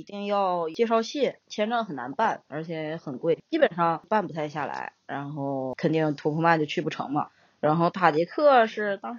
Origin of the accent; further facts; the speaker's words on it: Harbin, Heilongjiang, China; 我说有没有可能因为我是哈尔滨人？